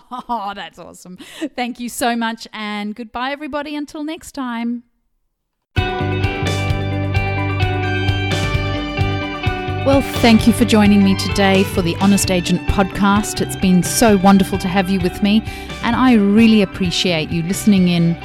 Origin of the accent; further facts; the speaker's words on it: Zimbabwe; now in Australia; my home country